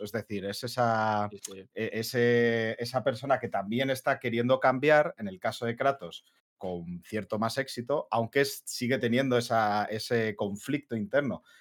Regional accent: Madrid, Community of Madrid, Spain; somos dos de Madrid

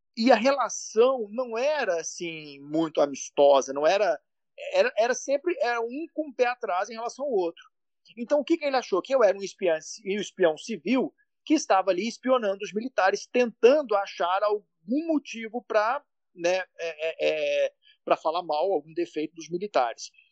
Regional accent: Minas Gerais, Brazil; Eu sou de Minas

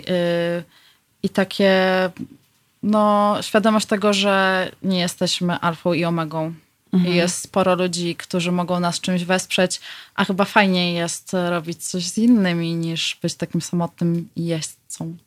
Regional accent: Lublin, Lublin Voivodeship, Poland; moved away as an adult; now in Warsaw, Poland; w Lublinie skąd pochodzę

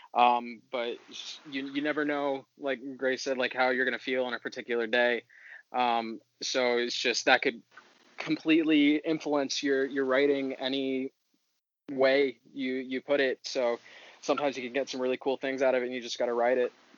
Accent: Washington D.C. area, District of Columbia, United States; I am from the Washington D.C. area, and I play bass

